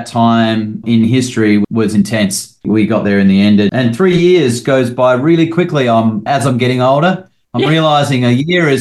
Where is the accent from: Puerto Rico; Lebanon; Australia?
Australia; Gawler, South Australia; moved away as an adult; also born or lived in Sydney / Queensland; now in Nashville, United States; I grew up in Gawler, Adelaide